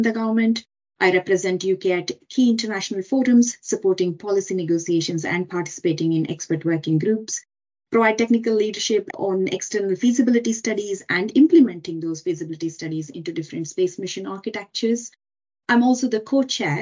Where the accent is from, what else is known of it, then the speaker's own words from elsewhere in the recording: India; moved away as an adult; I come from India. I did my undergraduate degree in electronics and communications back in India